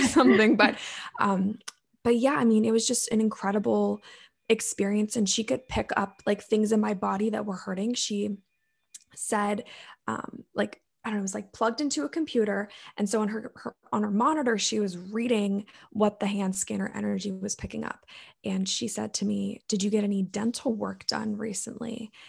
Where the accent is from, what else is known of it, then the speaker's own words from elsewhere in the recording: Maryland, United States; I'm from Maryland in the United States.